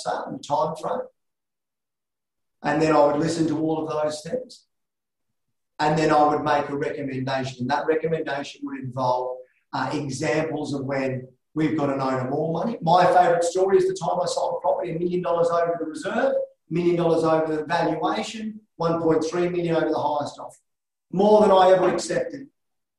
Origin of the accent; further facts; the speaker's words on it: Australia; I was born in Australia